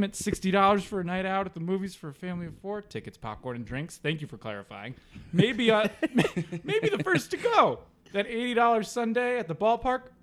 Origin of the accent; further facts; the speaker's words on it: Massachusetts, United States; moved away; growing up in Massachusetts